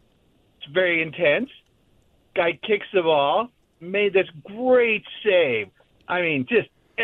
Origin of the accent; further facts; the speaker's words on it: Montana, United States; now in San Clemente, United States; So I actually grew up in Montana.